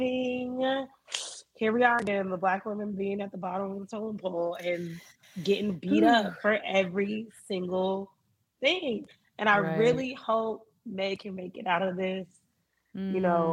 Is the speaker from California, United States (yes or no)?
no; Miami, Florida, United States; I grew up in Miami